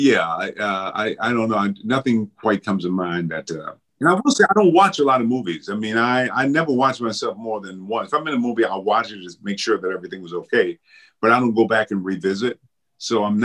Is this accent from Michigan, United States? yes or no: yes; Benton Harbor, Michigan, United States; moved away; my hometown, Benton Harbor, Michigan